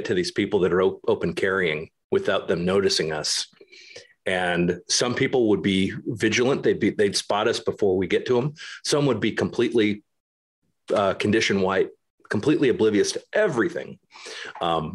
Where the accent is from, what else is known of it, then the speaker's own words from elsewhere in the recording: United States; moved away as an adult; also born or lived in Germany; As an American moving over to Germany